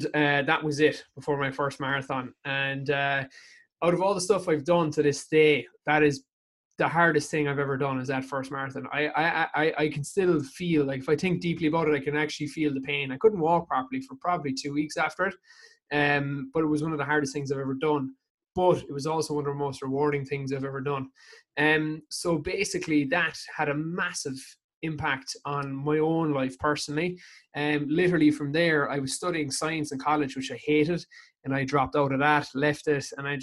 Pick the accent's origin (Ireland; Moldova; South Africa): Ireland; I am from Whiskerry. Grew up here, still live here for the meantime